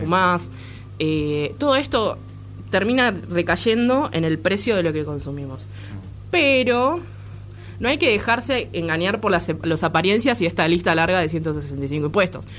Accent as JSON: {"language": "Spanish", "country": "Argentina", "said": "nos afecta como argentinos"}